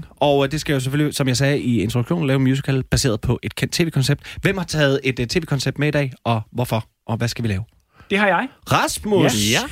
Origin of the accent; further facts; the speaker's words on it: Gnu, Central Denmark Region, Denmark; jeg er 22 år, og jeg kommer fra Gnu